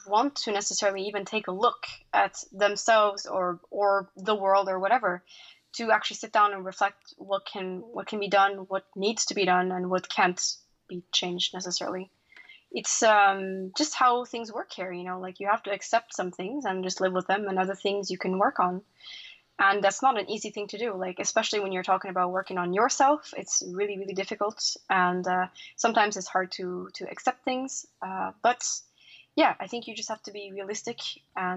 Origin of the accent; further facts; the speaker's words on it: Norway; as we were raised in Norway, we're always taught the value of the connection with nature